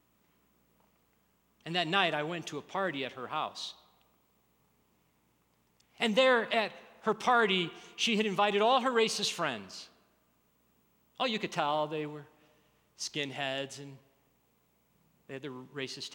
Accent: Birmingham, Alabama, United States; I grew up in Alabama in the 60s, Birmingham, Alabama.

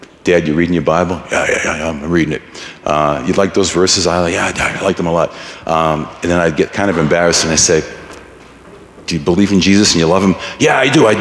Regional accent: Boston, Massachusetts, United States; I grew up in Boston

